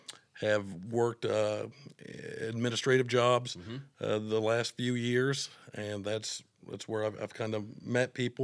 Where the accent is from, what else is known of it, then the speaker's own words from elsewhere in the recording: Ottumwa, Iowa, United States; I'm originally from Ottumwa, Iowa.